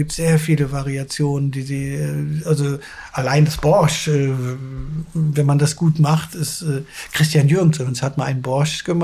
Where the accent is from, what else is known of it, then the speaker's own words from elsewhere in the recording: Cologne, North Rhine-Westphalia, Germany; dann ist man auch mal gerne mal als Kölner für eine kurze Zeit Tourist